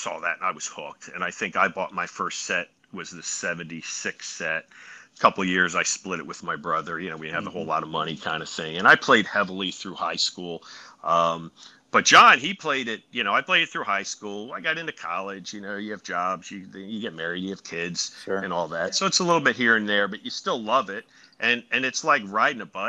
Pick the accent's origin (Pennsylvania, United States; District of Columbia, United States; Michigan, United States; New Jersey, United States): Pennsylvania, United States; Philadelphia; I'm from the Philly area pretty much for the last 400 years